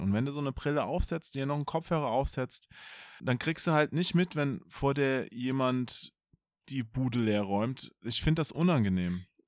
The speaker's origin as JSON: {"language": "German", "region": "Hesse", "country": "Germany", "said": "ich bin ja Hesse, ich verschlucke ja immer die Endungen"}